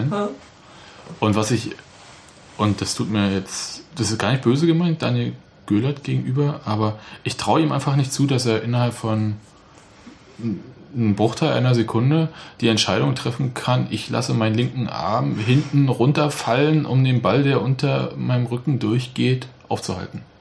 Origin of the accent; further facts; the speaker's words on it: Leipzig, Saxony, Germany; born there; Sage ich als gebürtiger Leipziger.